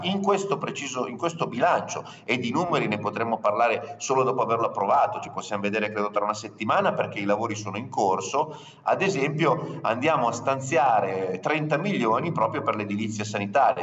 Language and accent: Italian; Piedmont, Italy; dalle nostre parti in Piemonte si vive producendo